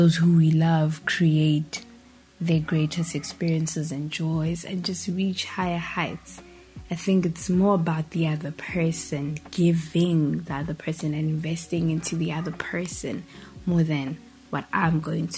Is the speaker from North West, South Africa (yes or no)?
no; Pretoria, Gauteng, South Africa; I am from South Africa, born and raised in Pretoria. Still live in Pretoria.